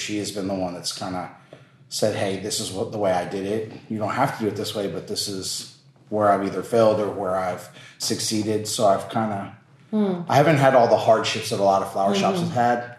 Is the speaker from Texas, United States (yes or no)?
yes; Texas, United States; I moved to Texas when I was 9 months old.